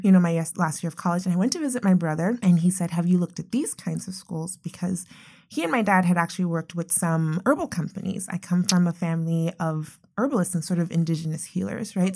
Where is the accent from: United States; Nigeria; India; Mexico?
Nigeria; moved away; I'm originally from Nigeria